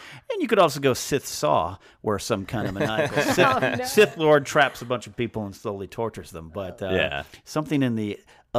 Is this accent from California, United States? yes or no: yes; Pismo Beach, California, United States; I grew up in Pismo Beach, California, so we have massive sand dunes there.